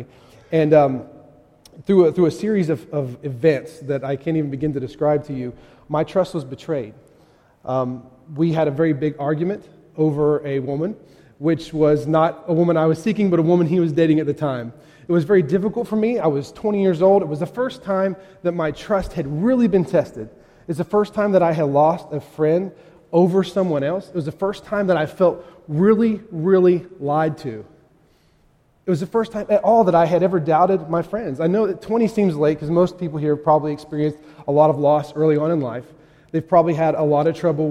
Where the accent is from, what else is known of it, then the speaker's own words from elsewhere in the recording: West Virginia, United States; moved away; I grew up in West Virginia